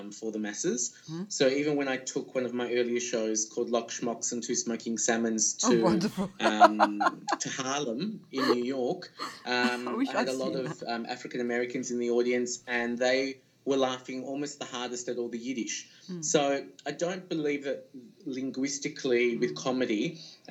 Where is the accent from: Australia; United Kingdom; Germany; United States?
Australia; now in Israel; as an Australian